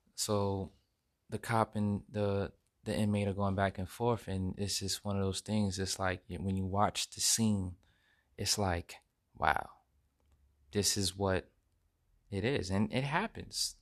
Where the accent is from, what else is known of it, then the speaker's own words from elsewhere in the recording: United States; we as American citizens, we need to show respect